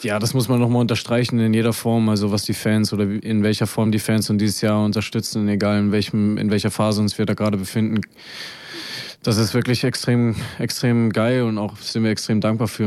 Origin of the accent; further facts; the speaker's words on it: Erfurt, Thuringia, Germany; also born or lived in Heidenheim; now in Braunschweig, Germany; ich bin, wie gesagt, in Erfurt groß geworden, äh, direkt am Blumenplatz.